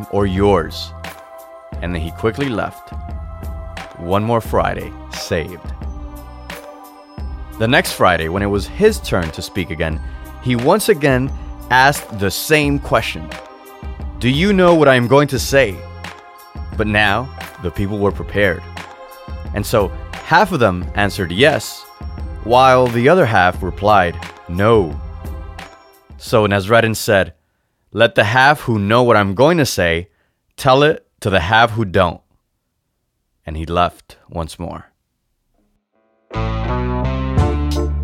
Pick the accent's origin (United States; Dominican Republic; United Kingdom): Dominican Republic; As a kid growing up in the Dominican Republic